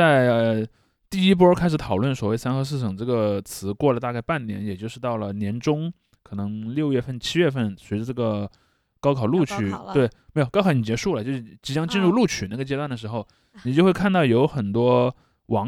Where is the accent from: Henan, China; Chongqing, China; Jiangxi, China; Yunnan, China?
Henan, China; 然后这个东西就导致我们河南人失去了非常重要的一个